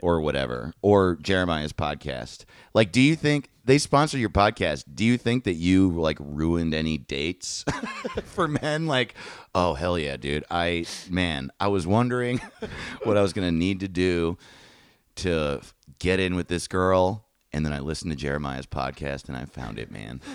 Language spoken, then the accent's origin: English; Greenwood Lake, New York, United States; I'm from Greenwood Lake, New York